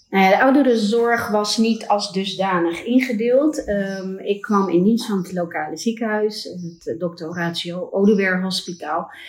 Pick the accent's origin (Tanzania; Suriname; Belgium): Tanzania; Ilumbula, Njombe; born there; also born or lived in Netherlands; Ja, ik ben geboren in Afrika, in Tanzania, in een heel klein missieziekenhuis in Ilumbula. Eh, waar mijn ouders werkzaam waren.